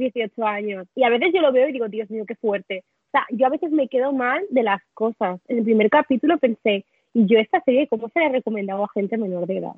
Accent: Catalonia, Spain; Yo como catalana

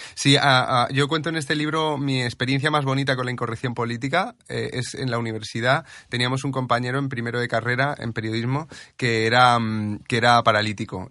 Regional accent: Region of Murcia, Spain

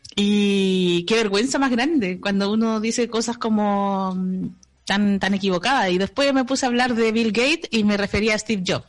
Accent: Chile; nacimos en Chile

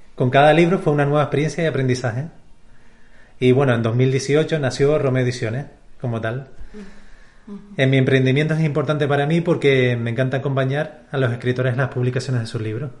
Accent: Canary Islands, Spain; nací aquí en Canarias

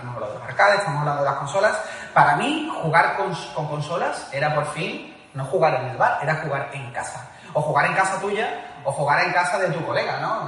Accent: Seville, Andalusia, Spain; que somos sevillanos

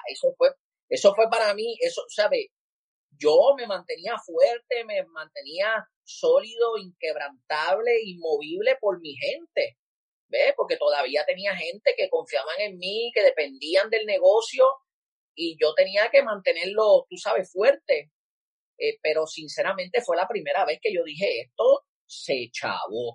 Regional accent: San Juan, Puerto Rico; also born or lived in Carolina, Puerto Rico; me crié en Cupey Bajo, Puerto Rico, la mayoría del tiempo en mi infancia

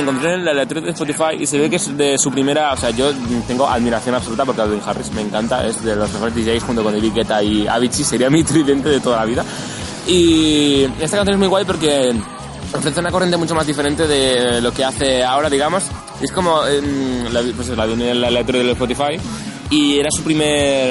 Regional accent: Barcelona, Catalonia, Spain; yo soy de Barcelona

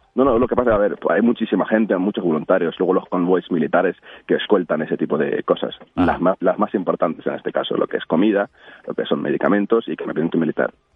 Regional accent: Ukraine; Spanish is a second language; moved away as an adult; now in Spain; como un ucraniano

